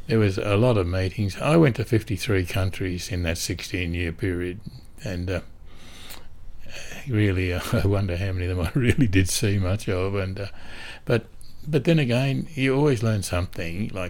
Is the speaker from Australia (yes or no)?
yes; Australia; being an Australian